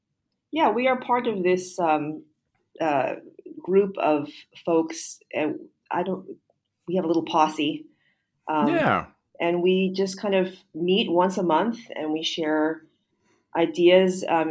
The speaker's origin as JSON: {"language": "English", "country": "United States", "moved": "as an adult", "lives_now": "Singapore", "said": "I'm an American."}